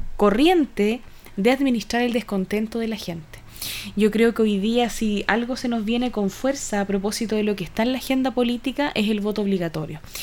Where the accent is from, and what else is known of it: Chile